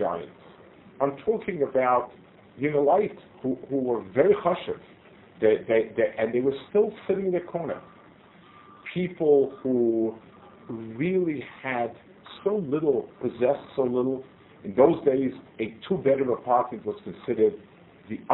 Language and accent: English; United States; moved away as an adult; now in Israel; I grew up in the States